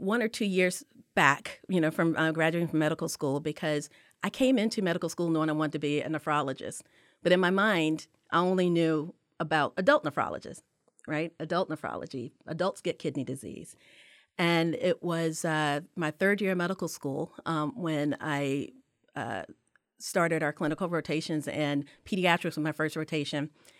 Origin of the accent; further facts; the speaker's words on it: Durham, North Carolina, United States; born there; All of my blood is from South Carolina, even though I was born in Durham.